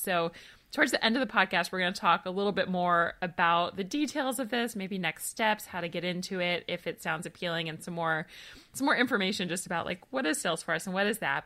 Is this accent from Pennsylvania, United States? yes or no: no; Georgia, United States; I'm also from Georgia, from his college town